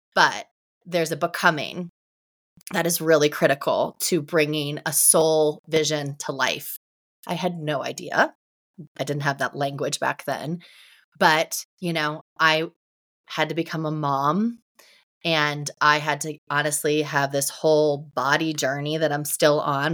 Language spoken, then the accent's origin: English; Ohio, United States; moved away as an adult; also born or lived in Tampa, Florida; I grew up in Ohio, and I went to college at the University of Tampa